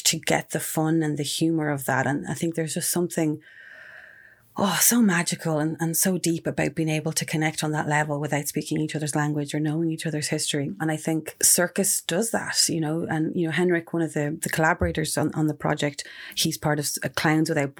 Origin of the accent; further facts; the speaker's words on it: Ireland; also born or lived in Mexico; around the age of 6 or 7 or so, we returned to Ireland when my parents split up